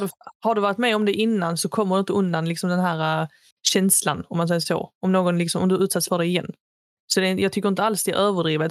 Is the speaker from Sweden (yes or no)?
yes; Sweden; jag är svensk, jag är född i Sverige.